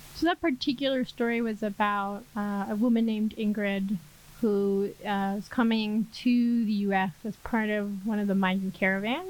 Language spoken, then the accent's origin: English; New York, United States; moved away as an adult; now in Mexico City, Mexico; I'm originally from New York, but now based in Mexico City